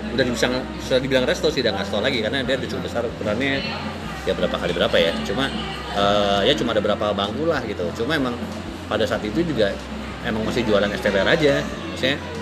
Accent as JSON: {"language": "Indonesian", "region": "Jakarta", "country": "Indonesia", "tie": "born or raised there", "said": "gue dulu gede di Jakso"}